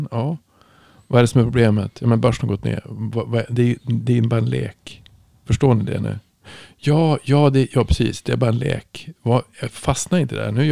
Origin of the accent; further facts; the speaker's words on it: Germany; Så, så, så jag var ju från